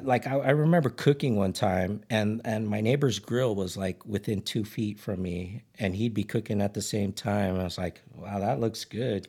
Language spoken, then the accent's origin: English; Ridgecrest, California, United States; I grew up in Ridge Crest.